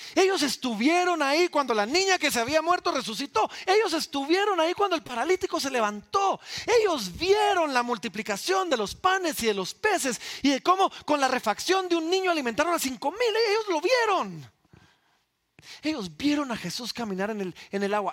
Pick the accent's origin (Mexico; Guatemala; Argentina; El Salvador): Guatemala; somos realeza guatemalteca